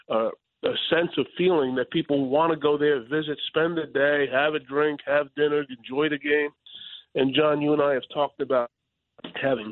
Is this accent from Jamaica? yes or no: no; New York City, New York, United States; The people of Staten Island give me a chance to serve them, my hometown.